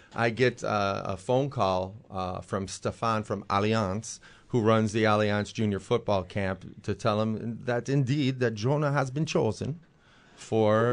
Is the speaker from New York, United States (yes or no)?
yes; Buffalo, New York, United States; distrustful as a Buffalonian